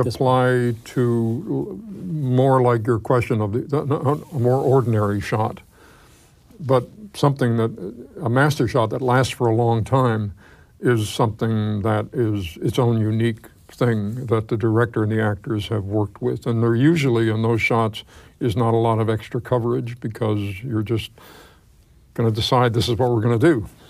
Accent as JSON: {"language": "English", "town": "New York City", "region": "New York", "country": "United States", "tie": "born or raised there", "said": "I grew up in New York"}